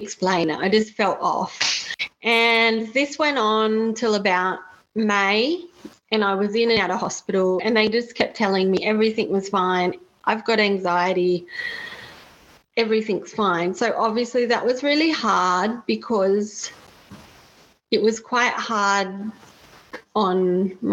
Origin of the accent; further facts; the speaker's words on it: Australia; we travelled the 6 hours from Sydney back to my hometown